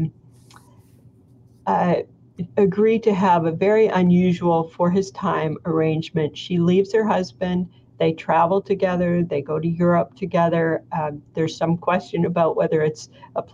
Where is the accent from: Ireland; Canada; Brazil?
Canada; I'm Canadian